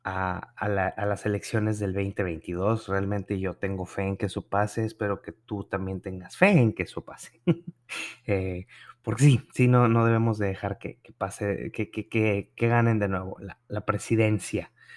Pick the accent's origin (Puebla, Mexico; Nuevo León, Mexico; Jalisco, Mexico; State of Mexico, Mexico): Nuevo León, Mexico; moved away; mi, en mi tierra